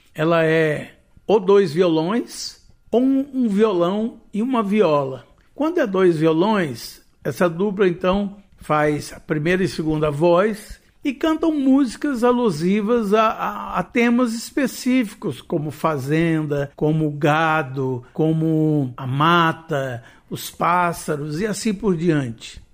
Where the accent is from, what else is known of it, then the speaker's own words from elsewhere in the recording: Goiás, Brazil; tanto eu quanto Marlene nós somos goianos